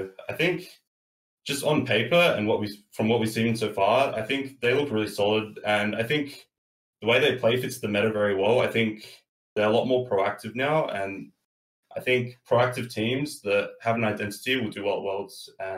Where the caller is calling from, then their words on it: Adelaide, South Australia, Australia; I'm calling from Adelaide, South Australia.